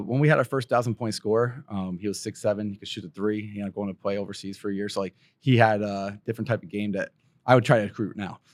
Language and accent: English; Pennsylvania, United States; moved away; I grew up in Pennsylvania